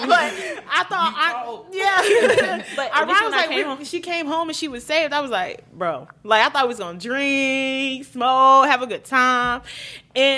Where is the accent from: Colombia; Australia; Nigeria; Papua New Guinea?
Nigeria; we're Nigerian, so we've been churched our whole life